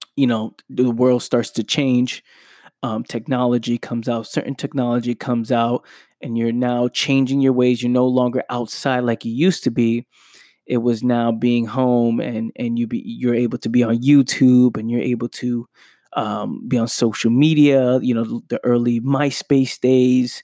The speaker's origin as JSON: {"language": "English", "town": "New York City", "region": "New York", "country": "United States", "tie": "born or raised there", "said": "growing up in the Bronx, New York"}